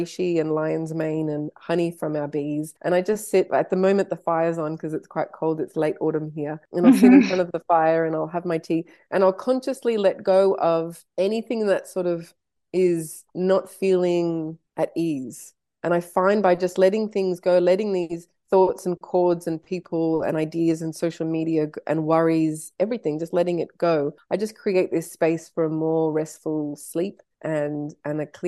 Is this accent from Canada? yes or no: yes; Canada; I was born in Canada